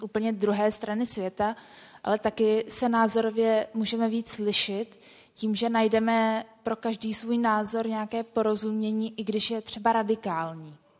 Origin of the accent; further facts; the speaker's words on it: Brno, South Moravian Region, Czechia; moved away as an adult; now in Prague, Czech Republic; Já pocházím z Brna a do Prahy jsem přijela studovat